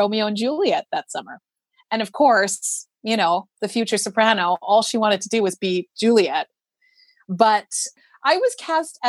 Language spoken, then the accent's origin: English; Vancouver, British Columbia, Canada; moved away; I'm so grateful to have grown up in Vancouver